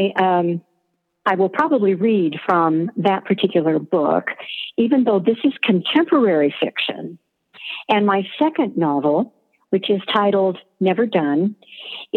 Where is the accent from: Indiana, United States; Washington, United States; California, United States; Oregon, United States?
Oregon, United States; Klamath Falls; growing up in Klamath Falls, Oregon